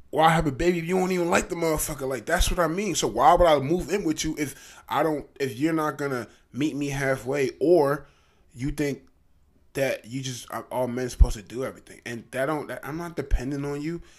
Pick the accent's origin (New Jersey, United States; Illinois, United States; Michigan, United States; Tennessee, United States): New Jersey, United States; Trenton; I'm from Trenton, New Jersey.